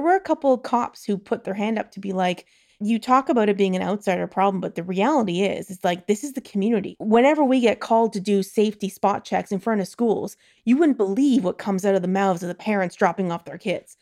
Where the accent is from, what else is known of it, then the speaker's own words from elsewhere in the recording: Toronto, Ontario, Canada; moved away as an adult; also born or lived in London / Belgium; now in Netherlands; I grew up in Toronto, and I grew up at, like, midtown Toronto